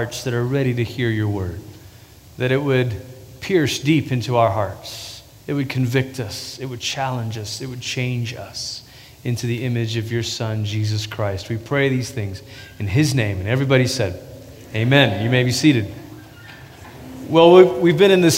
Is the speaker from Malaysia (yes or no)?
yes; Malaysia; moved away; also born or lived in Portland, Oregon, United States; I grew up in Malaysia. That's where we're originally from. And when I was 10, we moved to Portland, Oregon. We lived there for 3 years. We moved back to Malaysia